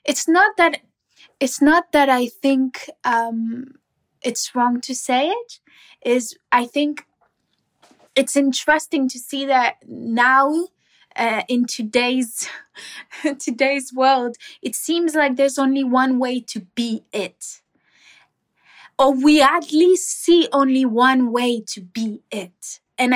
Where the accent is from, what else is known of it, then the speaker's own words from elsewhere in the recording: Cuba; We grew up in Cuba